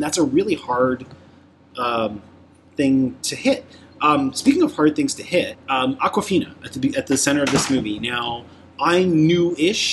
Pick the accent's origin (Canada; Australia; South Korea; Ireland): Canada; Toronto, Ontario; the first neighborhoods that I grew up in Toronto